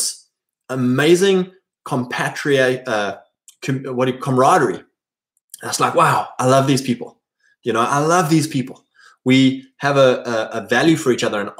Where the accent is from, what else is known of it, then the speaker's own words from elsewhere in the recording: Drakensberg, KwaZulu-Natal, South Africa; moved away as an adult; farming families in my area that I grew up in South Africa.